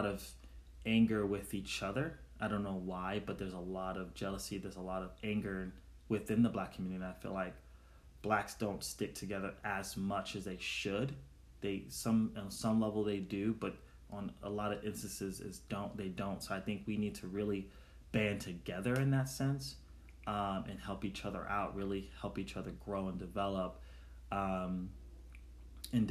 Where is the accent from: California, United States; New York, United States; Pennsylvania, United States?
New York, United States; New York City; the community where I grew up in Brooklyn, New York